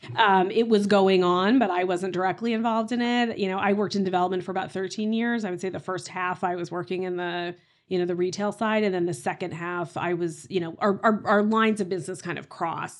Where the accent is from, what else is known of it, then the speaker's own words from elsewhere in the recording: Tulsa, Oklahoma, United States; moved away as an adult; now in Boston, United States; I grew up in Tulsa, Oklahoma